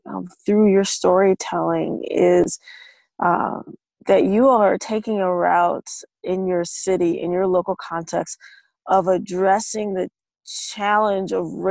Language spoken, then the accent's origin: English; Minneapolis, Minnesota, United States; I'm from Minneapolis